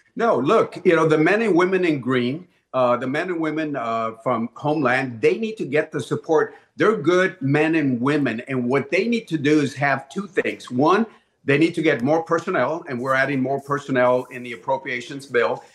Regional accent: Laredo, Texas, United States; my hometown of Laredo

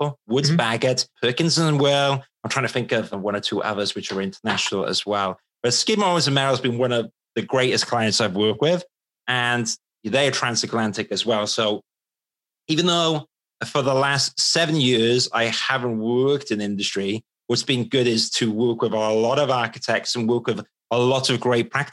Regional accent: Wales, United Kingdom; moved away as an adult; now in London, United Kingdom; I'm Welsh. And, you know, I was the guy in the village back in Wales

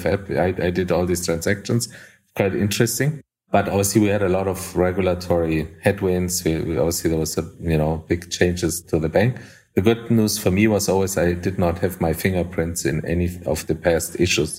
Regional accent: Colombia; moved away as an adult; also born or lived in Germany / Japan; I was born and raised in Colombia and South America

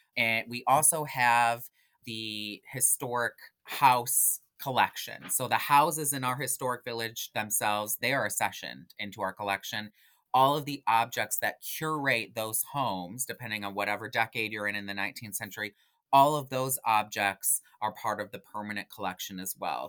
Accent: Genesee Valley region, New York, United States; also born or lived in Rochester, New York; I am originally from the Genesee Valley region.

